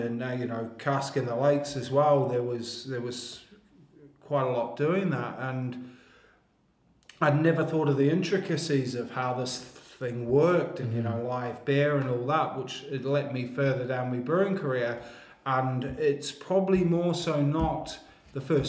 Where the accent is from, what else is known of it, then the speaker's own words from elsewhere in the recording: New Zealand; now in United Kingdom; originally from New Zealand